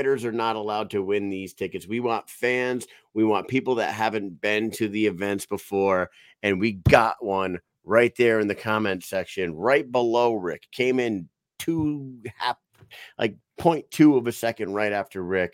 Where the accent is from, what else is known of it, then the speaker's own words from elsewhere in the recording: New England, United States; We're from New England